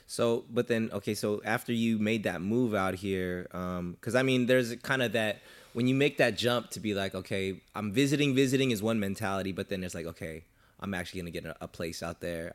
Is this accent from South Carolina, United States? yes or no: no; Southern California, United States; I'm from SoCal